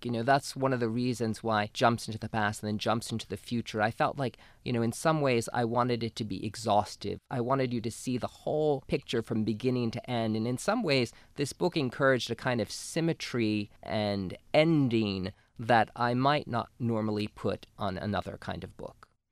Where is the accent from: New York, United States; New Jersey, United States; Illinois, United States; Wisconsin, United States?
New Jersey, United States; I grew up in New Jersey and grew up in sort of a working class Italian Polish family